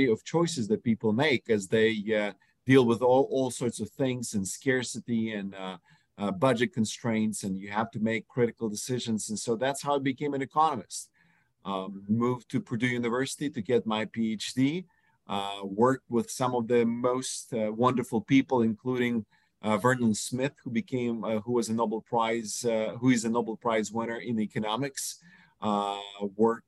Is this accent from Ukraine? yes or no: yes; Ukraine; moved away; I was born in Ukraine.